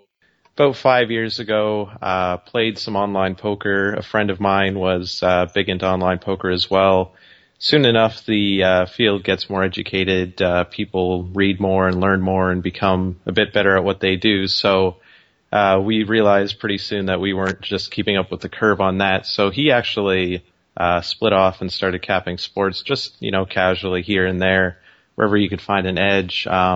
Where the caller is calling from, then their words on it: Kitchener-Waterloo area, Ontario, Canada; I'm just calling from outside of Toronto in Ontario, Canada. So okay. Big city, but just on the outskirts, kind of Kitchener-Waterloo area.